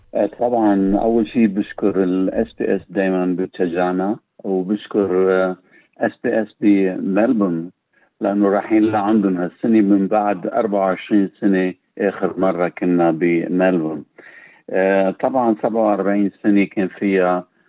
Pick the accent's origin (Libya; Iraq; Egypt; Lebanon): Lebanon; now in Australia; نحن بنقول كلبنانيين وين ما كنا ان كان في لبنان او بالاغتراب